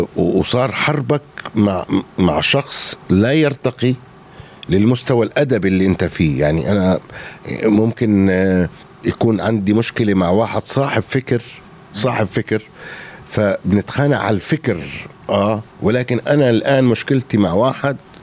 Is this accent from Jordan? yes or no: yes; Jordan; انا اردني غوراني